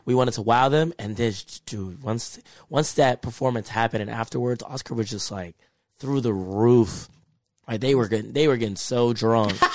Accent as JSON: {"language": "English", "region": "Texas", "country": "United States", "said": "I'm from Texas"}